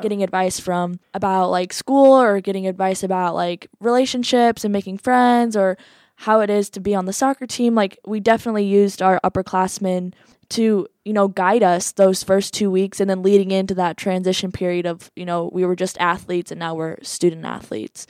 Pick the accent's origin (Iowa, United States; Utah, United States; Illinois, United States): Iowa, United States; Iowa City; I'm from Iowa City, Iowa.